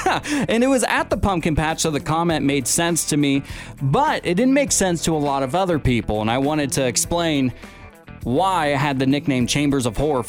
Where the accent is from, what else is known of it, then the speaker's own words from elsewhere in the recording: Pacific Northwest, United States; Growing up in the Pacific Northwest